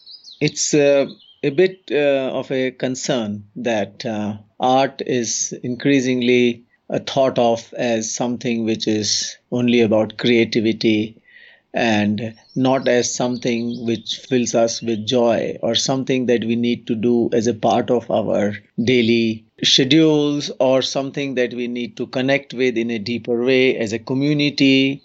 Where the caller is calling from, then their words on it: Uttarakhand, India; English is a second language; I'm joining from the Central Himalayan region of Uttarakhand state in India.